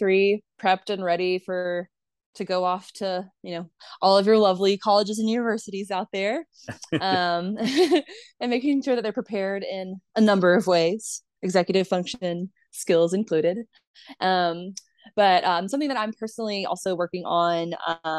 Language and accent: English; Mobile, Alabama, United States; I am from Mobile, Alabama. Like I grew up in the deep South